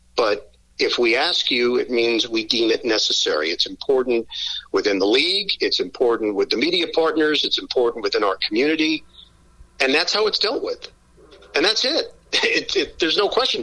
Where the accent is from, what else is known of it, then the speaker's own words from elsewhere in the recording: New York City, New York, United States; moved away as an adult; also born or lived in Syracuse, New York; now in New Jersey, United States; I'm from Queens, right, Forest right. Hills, mean streets, Forest Hills